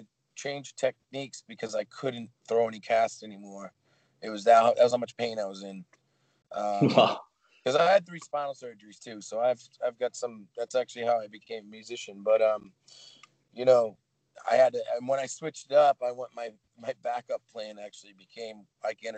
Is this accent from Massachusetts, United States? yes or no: yes; Boston, Massachusetts, United States; I'm from Boston. I'm from Massachusetts.